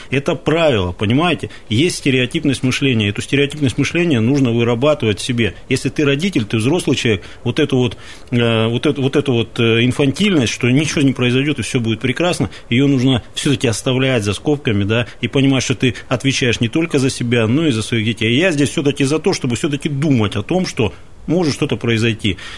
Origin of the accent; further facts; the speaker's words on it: Kansk, Krasnoyarsk Krai, Russia; Я, я вот тоже из Канска, и в детство мое там прошло, и недалеко не на самых безопасных улицах.